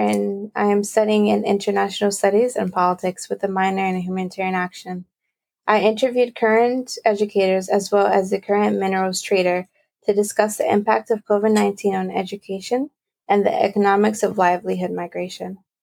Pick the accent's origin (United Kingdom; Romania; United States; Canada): United States; Bridgeport, Connecticut; I am from Bridgeport, Connecticut.